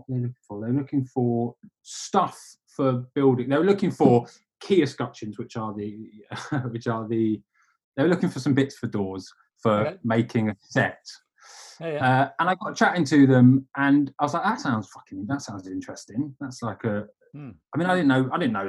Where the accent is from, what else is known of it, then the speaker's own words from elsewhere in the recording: London, United Kingdom; moved away; also born or lived in Manchester; I'm from London originally, but I was up in Manchester